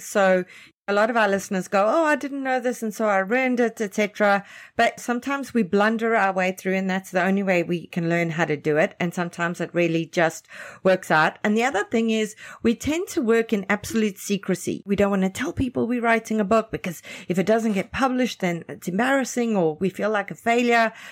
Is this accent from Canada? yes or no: yes; Canada; Canadian writers